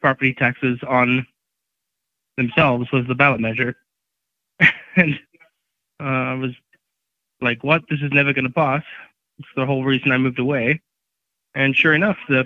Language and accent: English; Johannesburg, Gauteng, South Africa; also born or lived in Durban, South Africa / California, United States; now in Colorado, United States; I was born and raised in Johannesburg, and then I moved over